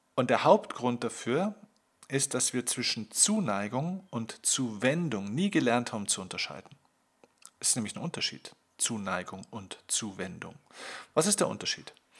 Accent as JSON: {"language": "German", "region": "Bavaria", "country": "Germany", "said": "bei uns in Bayern"}